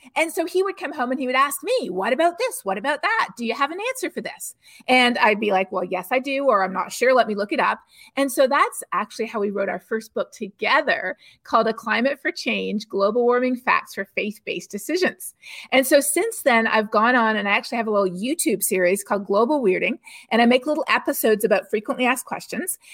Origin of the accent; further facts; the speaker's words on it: Canada; now in Texas, United States; I'm not from Texas, I'm actually Canadian originally